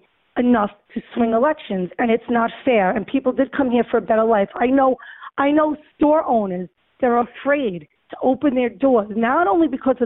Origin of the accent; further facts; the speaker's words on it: New York City, New York, United States; I was born and raised in Throgs Neck. I have a business in Throgs Neck, raised my kids in Throgs Neck